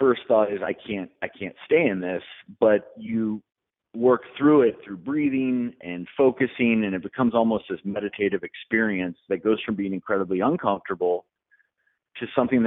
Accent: Colorado, United States; also born or lived in Nashville, Tennessee; I'm a Colorado kid, so I was born in Colorado

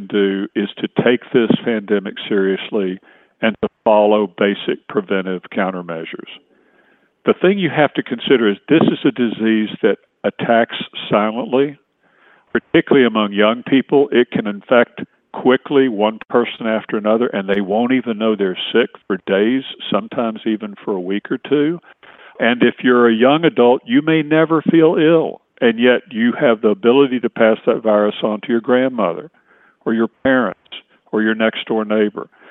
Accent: East Tennessee, United States; moved away as an adult; also born or lived in Atlanta, Georgia / Washington, D.C.; now in Virginia, United States; I was born and raised in East Tennessee, grew up in a small town.

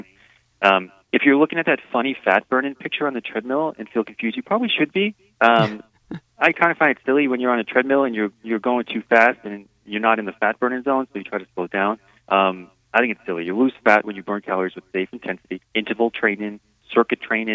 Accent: East Coast, United States; moved away; I grew up in the East Coast

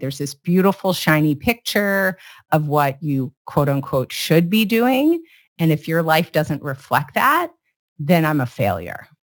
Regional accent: Iowa, United States; now in California, United States; I grew up in Iowa

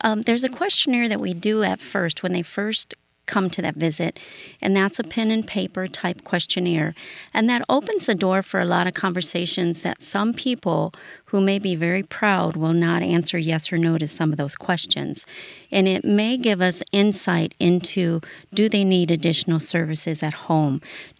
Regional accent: Illinois, United States; I've always been a rural person. I'm born and raised in Iroquois County, and that's where I still live.

